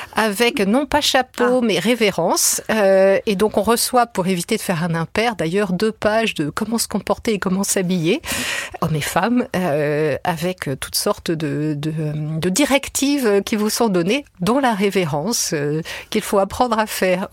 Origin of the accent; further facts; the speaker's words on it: France; je suis française